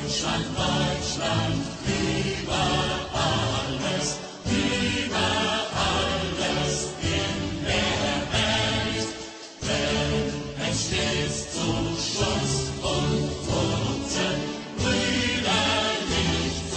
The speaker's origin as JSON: {"language": "English", "region": "Connecticut", "country": "United States", "tie": "born or raised there", "also_born_or_lived": "South Carolina", "moved": "as an adult", "said": "I grew up in Connecticut"}